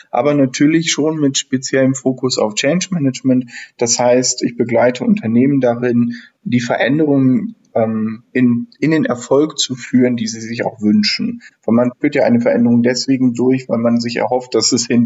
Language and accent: German; Northern Germany, Germany; Ähm, ja, ich bin aus Norddeutschland ursprünglich … bin jetzt ähm, 36 Jahre alt